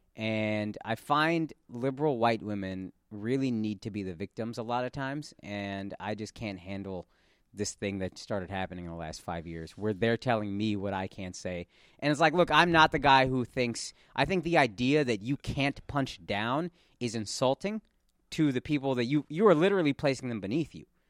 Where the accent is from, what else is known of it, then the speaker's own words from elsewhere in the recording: Texas, United States; I'm from Texas